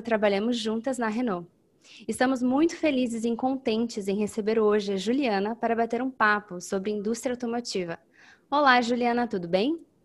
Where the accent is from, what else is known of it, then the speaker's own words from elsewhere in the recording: Curitiba, Paraná, Brazil; moved away as an adult; now in Paris, France; sou curitibana, mas atualmente eu moro em Paris